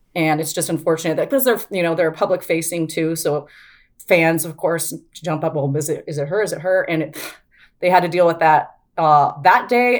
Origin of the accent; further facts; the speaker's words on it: Spokane, Washington, United States; I grew up in Spokane